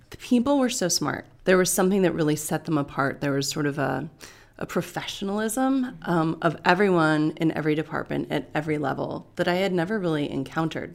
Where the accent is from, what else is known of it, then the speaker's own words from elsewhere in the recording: Bay Area, California, United States; now in Los Angeles, United States; I was born in the Bay Area